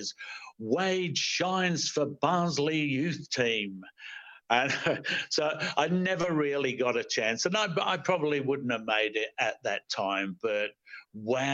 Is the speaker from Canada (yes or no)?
no; Australia; I'm going home to Australia tomorrow